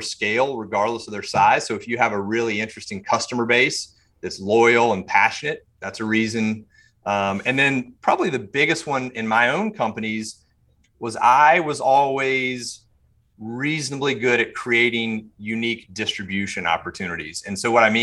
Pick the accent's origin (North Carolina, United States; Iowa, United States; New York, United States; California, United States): North Carolina, United States; Charlotte; also born or lived in Mint Hill; I grew up here in Charlotte